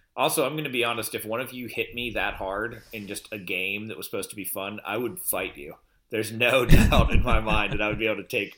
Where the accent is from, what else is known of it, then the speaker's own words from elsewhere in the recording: Pennsylvania, United States; my life growing up in Pennsylvania